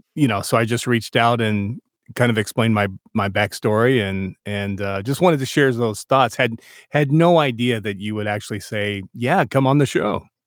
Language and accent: English; New Mexico, United States; I was born in New Mexico